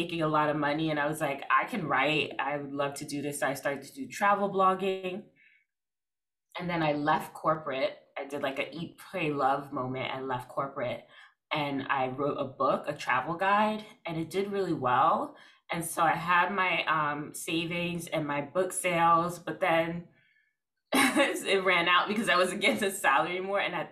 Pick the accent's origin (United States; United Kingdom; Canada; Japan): United States; New York City, New York; I'm from Brooklyn. I don't know. I'm in Brooklyn.